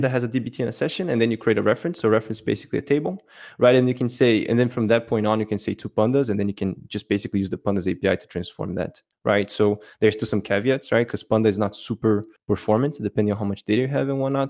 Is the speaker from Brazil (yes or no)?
yes; Brazil; now in Belgium; I'm from Brazil, but I actually live in Belgium